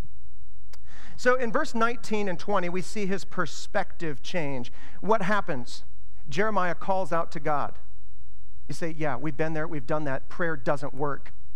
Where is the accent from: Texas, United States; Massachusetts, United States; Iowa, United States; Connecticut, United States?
Iowa, United States; now in Ashland, United States; I grew up in Iowa where it's flat, and the roads are like straight